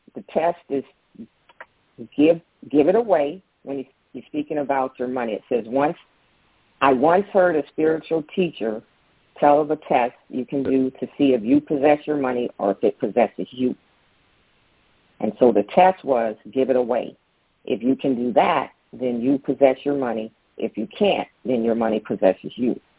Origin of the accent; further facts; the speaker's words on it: Daytona Beach, Florida, United States; now in Tampa, United States; I grew up in Daytona Beach